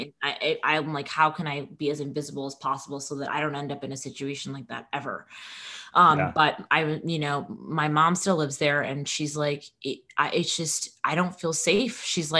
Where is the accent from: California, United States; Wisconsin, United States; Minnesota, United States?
Minnesota, United States; Minneapolis; I mean, I don't know if it's because I'm from Minneapolis and I was like, this feels like home.